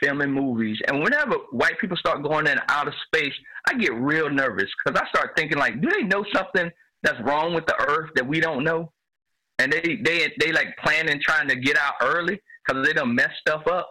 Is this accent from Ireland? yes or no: no; the South, United States; I grew up in the South